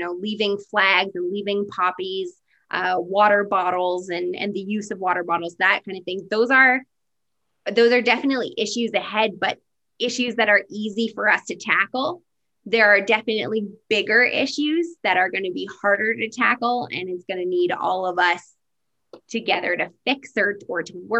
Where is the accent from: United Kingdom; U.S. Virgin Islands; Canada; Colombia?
Canada; we can say that we're Canadian